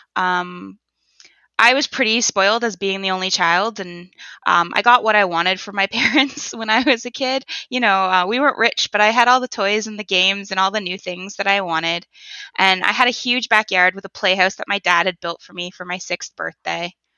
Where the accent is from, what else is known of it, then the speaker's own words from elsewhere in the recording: Toronto, Ontario, Canada; I was born in the Toronto area